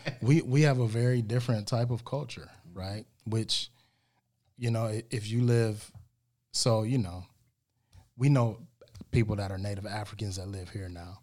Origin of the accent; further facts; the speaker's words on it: United States; us American blacks